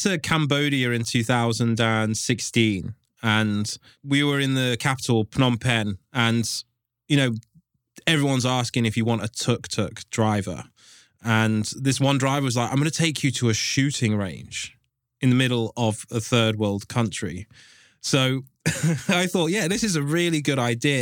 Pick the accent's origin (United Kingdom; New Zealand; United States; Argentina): United Kingdom; England; I'm from England